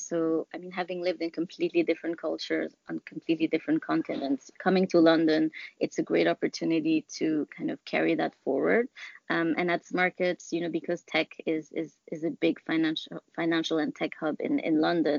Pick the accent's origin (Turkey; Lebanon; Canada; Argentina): Lebanon; moved away; also born or lived in Germany / Nigeria; I came over from Lebanon, where I'm originally from. But before that, I lived in Germany, Nigeria.